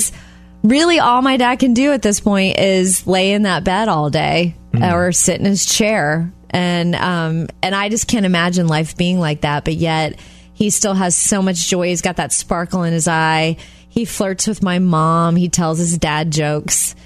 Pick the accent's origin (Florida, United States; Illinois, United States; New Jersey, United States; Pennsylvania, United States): Florida, United States; Jupiter; moved away; They live in my hometown of Jupiter, Florida